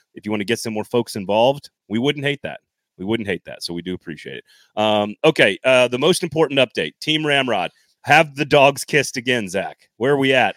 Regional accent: Madison, Wisconsin, United States; I was born in Madison, Wisconsin

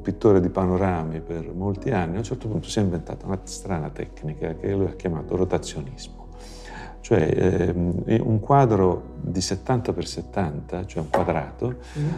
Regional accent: Mormanno, Calabria, Italy; now in Florence, Italy; Io sono Calabro Lucano, Eh, la dico così per far capire che vengo dal nord della Calabria

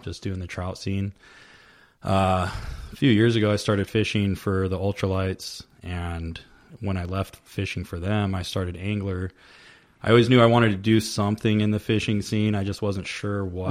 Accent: Vista, California, United States; also born or lived in Oceanside, California; now in Temecula, United States; I grew up in Vista, which is North okay. County, San Diego, and then I lived in Oceanside for a long time.

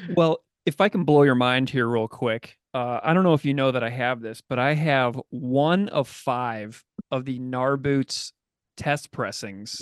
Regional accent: St. Louis, Missouri, United States; I grew up in St. Louis, a city with a rich ska past

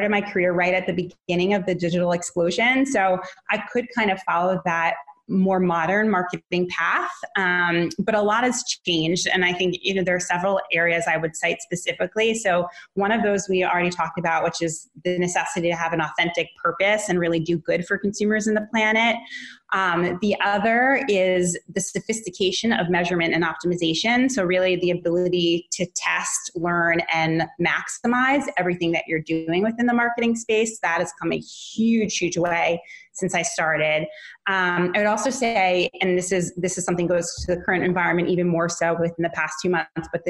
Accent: New York City, New York, United States; moved away; That's my hometown too

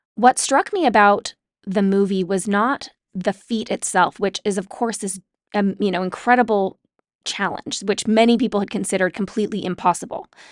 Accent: Utah, United States; I grew up in Utah

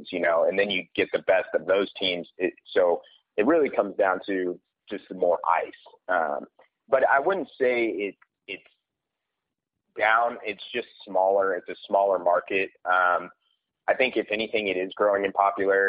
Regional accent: Kansas City, United States; I grew up playing in Kansas City

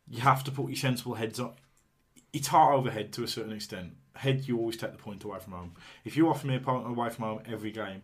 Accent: Tipton, West Midlands, United Kingdom; I'm from Tipton

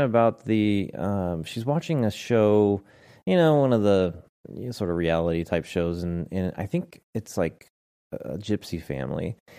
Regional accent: the Northwest, Pacific Northwest, United States; we're kinda born and raised in the, in the Northwest

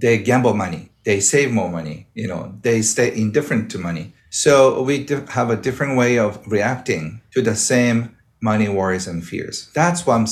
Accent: Japan

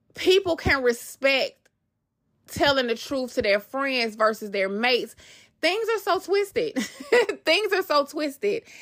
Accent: Atlanta, Georgia, United States; moved away; also born or lived in Queens, New York; I grew up in Atlanta, Georgia

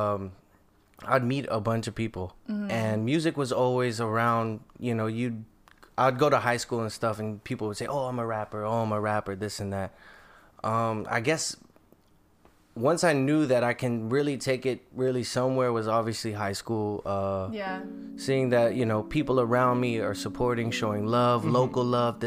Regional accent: Philippines; we're Filipinos, so rhythm is in our blood.

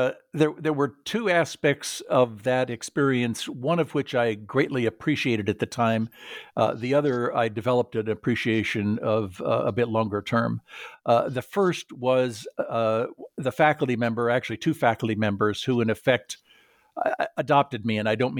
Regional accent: California, United States; I grew up in Southern California and was the son of an engineer.

